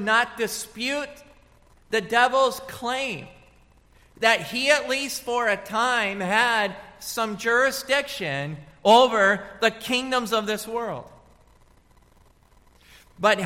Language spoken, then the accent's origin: English; United States; moved away; also born or lived in Washington / Colorado; I grew up in Washington, and then I grew up in Colorado